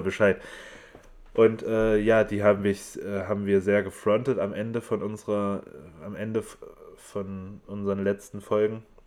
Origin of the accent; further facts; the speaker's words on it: Erfurt, Thuringia, Germany; ich komme aus Erfurt, genau wie der Paul